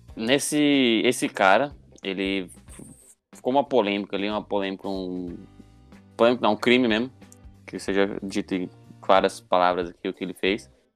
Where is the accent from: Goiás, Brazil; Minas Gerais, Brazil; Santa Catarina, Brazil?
Goiás, Brazil; Goiânia; a gente é de Goiânia